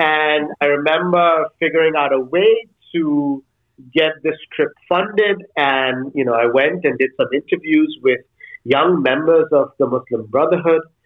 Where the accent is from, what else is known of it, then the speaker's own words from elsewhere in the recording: India; moved away as an adult; now in Denmark; I grew up in India. So in some ways, the first 18 years of my life, I was in and around